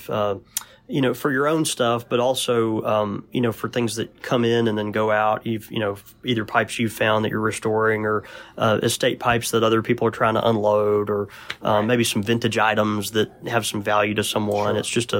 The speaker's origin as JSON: {"language": "English", "region": "Mississippi", "country": "United States", "said": "from Mississippi, so my verbiage is not great anyway, but go ahead."}